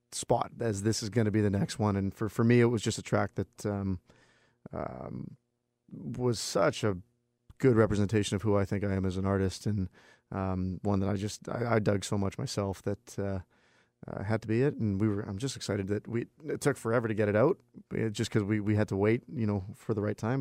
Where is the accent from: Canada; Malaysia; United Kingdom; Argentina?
Canada; Vancouver, British Columbia; my hometown